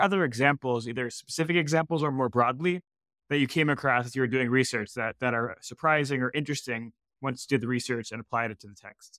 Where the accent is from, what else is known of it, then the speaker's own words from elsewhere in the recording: Canada; I'm also Canadian